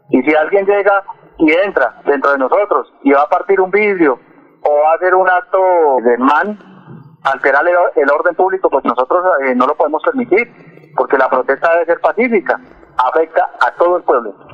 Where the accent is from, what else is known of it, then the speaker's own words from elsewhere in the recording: Colombia; Aquí todos somos colombianos.